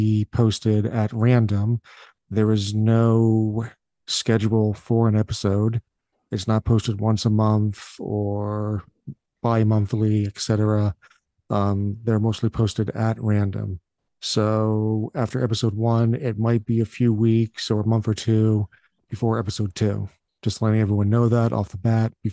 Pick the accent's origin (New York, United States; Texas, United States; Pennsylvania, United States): Pennsylvania, United States; even though I'm from Pennsylvania, I live in like a backwoods redneck portion of it